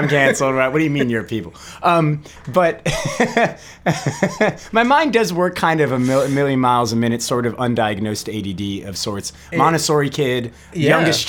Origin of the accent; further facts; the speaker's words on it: Miami, Florida, United States; where I grew up in Miami, not just Jewish culture, but Latin American culture.